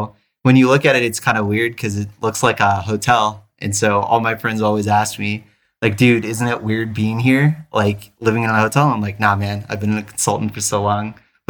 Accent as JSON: {"language": "English", "town": "New York City", "region": "New York", "country": "United States", "tie": "born there", "also_born_or_lived": "New Jersey / Tennessee", "said": "So I was born in New York City, lived there for 2 weeks, actually. So my dad was finishing up his residency there in the Bronx."}